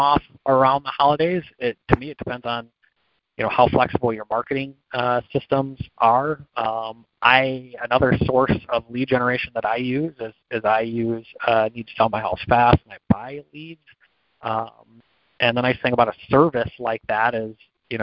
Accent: Michigan, United States; I grew up in Michigan

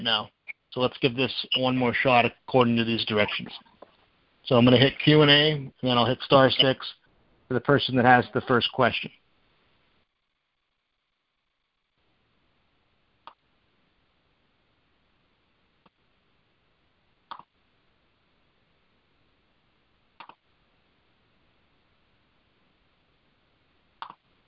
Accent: Erie, Pennsylvania, United States; I'm from Erie, Pennsylvania

